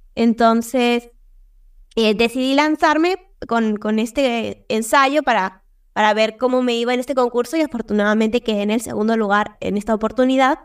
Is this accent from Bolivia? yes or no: no; Peru; soy de Perú